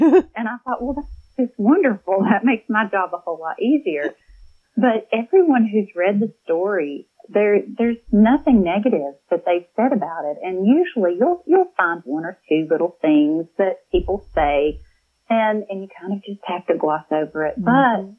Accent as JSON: {"language": "English", "region": "Tennessee", "country": "United States", "said": "I am from Northeast Tennessee, and I try to set all of my stories in and around that area."}